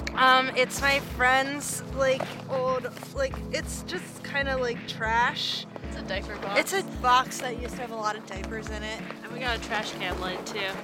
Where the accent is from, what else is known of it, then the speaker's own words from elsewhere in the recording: Bowling Green, Missouri, United States; moved away as an adult; now in Lacey, United States; Bowling Green, Missouri